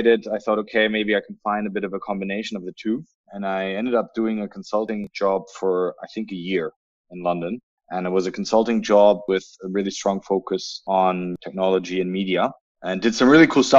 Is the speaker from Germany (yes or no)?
yes; Berlin, Germany; moved away; also born or lived in United Kingdom / United States; I'm originally from Berlin